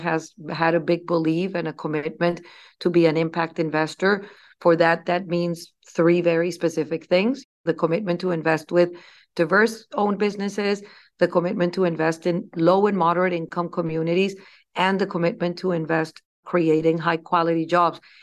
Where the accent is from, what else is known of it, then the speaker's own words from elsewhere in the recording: Bogotá, Colombia; moved away as an adult; I grew up in Colombia. I was born in, in Bogota, Colombia.